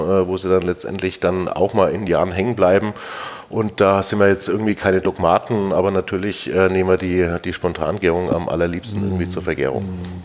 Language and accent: German; Germany; das haben wir so als Deutscher in der Breite nicht gelernt